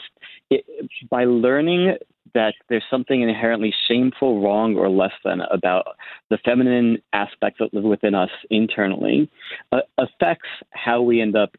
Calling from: San Diego, California, United States; I live in the San Diego region, but I'm actually in the midst of relocating to Bali for the rest of the year.

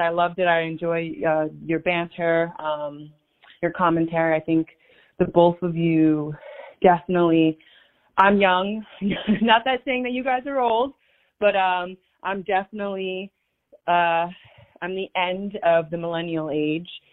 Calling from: New York City, New York, United States; I'm calling in from New York, Staten Island, New York

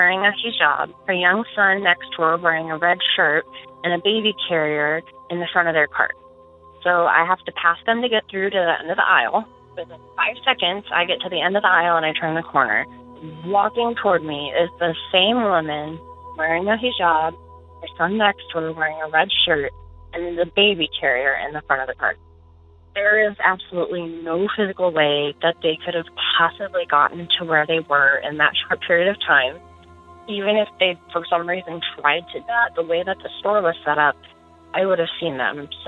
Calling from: Omaha, Nebraska, United States; I am calling from Omaha, Nebraska.

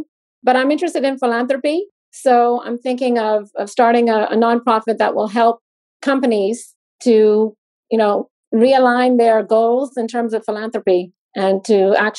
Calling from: Bahamas; I'm on Zoom from the Bahamas.

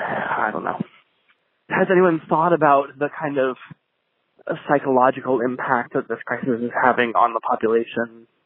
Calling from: New York City, New York, United States; I'm calling from New York City. I am a relatively healthy 27-year-old

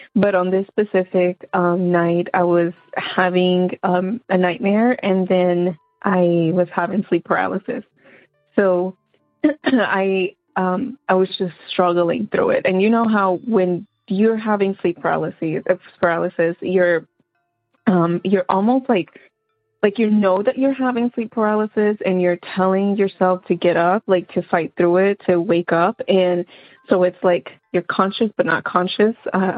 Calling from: St. Pauls, North Carolina, United States; I'm actually calling from North Carolina, a little small town called St. Paul's.

